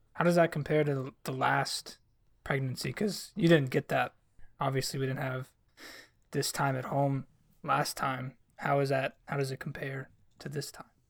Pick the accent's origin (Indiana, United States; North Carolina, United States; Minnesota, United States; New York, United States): North Carolina, United States; I'm from North Carolina and I grew up